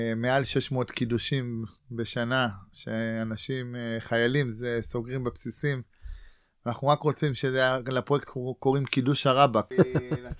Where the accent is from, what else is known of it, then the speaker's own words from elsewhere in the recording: Ra'anana, Central District, Israel; moved away as an adult; also born or lived in Neve, Gaza envelope / Atzmona; ואני גדלתי ברעננה